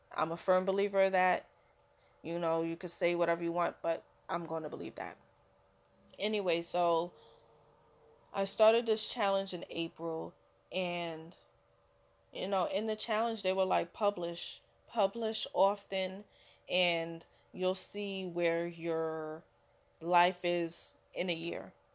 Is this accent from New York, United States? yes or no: yes; New York City, New York, United States; I'm a a New Yorker through and through so I've lived here my whole life